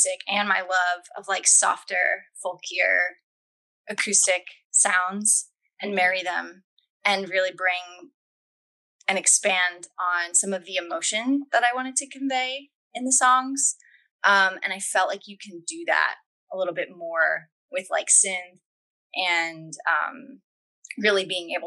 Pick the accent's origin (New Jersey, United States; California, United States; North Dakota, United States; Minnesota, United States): New Jersey, United States; moved away as an adult; also born or lived in Philadelphia; I grew up in South Jersey and then moved to Philly. When I was about 18 years old